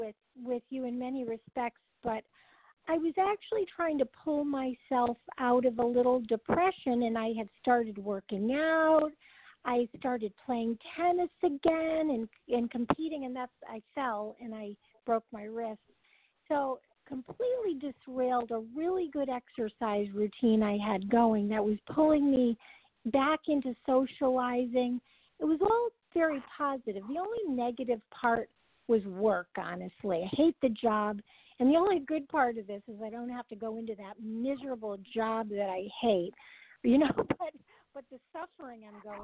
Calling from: California, United States; Hi, this is …. I'm calling from California.

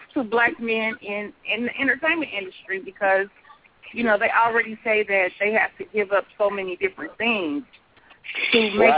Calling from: Kansas City, United States; Kansas City.

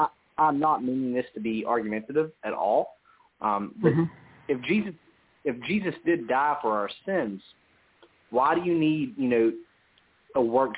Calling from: West Virginia, United States; I'm calling from West Virginia.

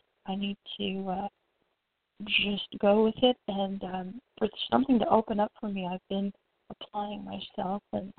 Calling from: Orlando, Florida, United States; And I'm calling from Orlando.

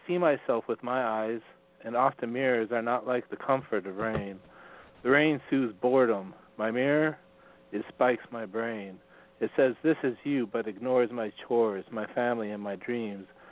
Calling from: western Montana, United States; Calling from Montana

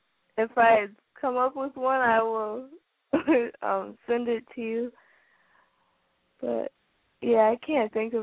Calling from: Springfield, Massachusetts, United States; I'm calling from Springfield, Massachusetts.

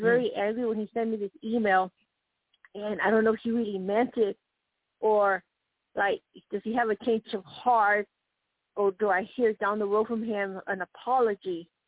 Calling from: Colorado, United States; …, Colorado.

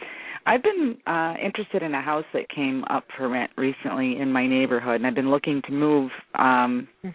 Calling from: Thumb area of Michigan, United States; I'm calling from the Thumb area of Michigan.

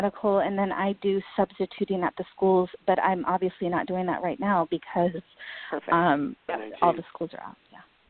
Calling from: California, United States; I'm calling from California.

